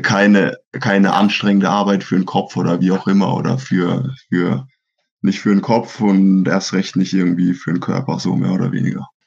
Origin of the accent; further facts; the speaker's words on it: Schweinfurt, Bavaria, Germany; bei uns in Schweinfurt